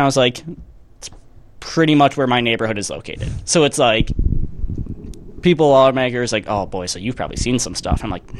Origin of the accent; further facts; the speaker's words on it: Chicago, Illinois, United States; I'm from Chicago